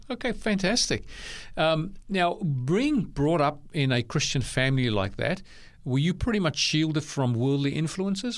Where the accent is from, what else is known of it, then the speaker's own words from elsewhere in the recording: Bellville, Western Cape, South Africa; now in Australia; I was born in Bellville, which is a neighboring suburb.